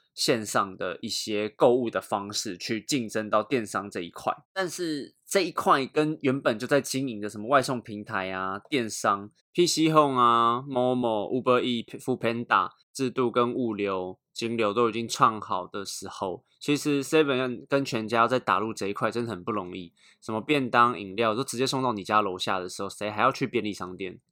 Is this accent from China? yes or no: no; Taiwan; 我们台湾人